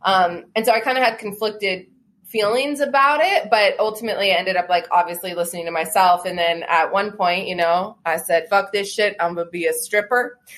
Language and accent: English; United States; Yes, I was born in Washington.